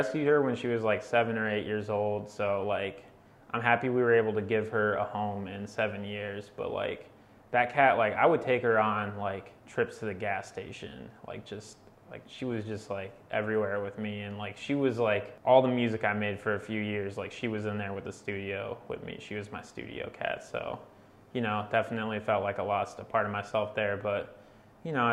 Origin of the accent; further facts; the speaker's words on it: Akron, Ohio, United States; I'm a producer from Akron, Ohio